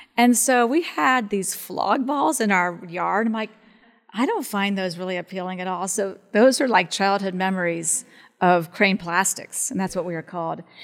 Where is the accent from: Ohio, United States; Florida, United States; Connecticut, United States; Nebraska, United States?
Ohio, United States; Columbus; I was from Columbus